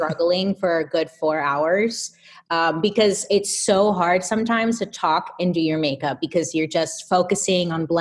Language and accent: English; Inland Empire, Southern California, United States; Out in the Inland Empire, Southern California